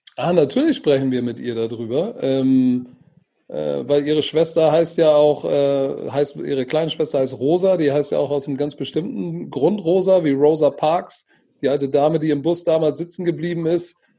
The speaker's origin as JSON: {"language": "German", "region": "Hamburg", "country": "Germany", "tie": "born or raised there", "said": "ich bin Deutscher und Hamburger und zwar durch und durch"}